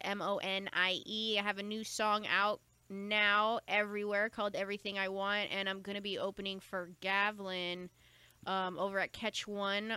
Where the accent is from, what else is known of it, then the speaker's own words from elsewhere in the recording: Pico Rivera, California, United States; I grew up in Pico Rivera